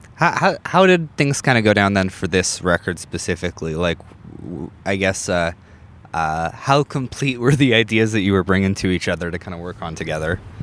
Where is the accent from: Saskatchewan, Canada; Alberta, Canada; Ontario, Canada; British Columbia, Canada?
Saskatchewan, Canada; North Battleford; moved away as an adult; I grew up in North Battleford, right, which is about the same size